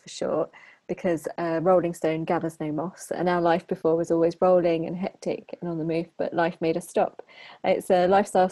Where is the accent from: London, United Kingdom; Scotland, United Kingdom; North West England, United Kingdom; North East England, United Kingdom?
London, United Kingdom; moved away as an adult; also born or lived in Manchester / Shanghai / Hong Kong; I grew up in Southeast London.